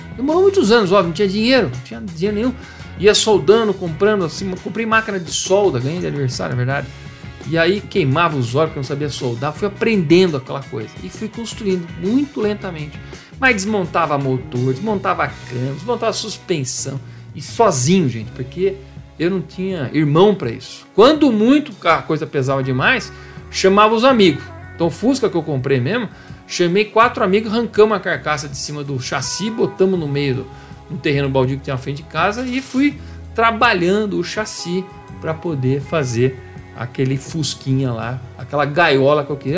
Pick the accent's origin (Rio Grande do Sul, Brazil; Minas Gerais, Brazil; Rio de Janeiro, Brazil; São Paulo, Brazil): São Paulo, Brazil; Campinas; born or raised there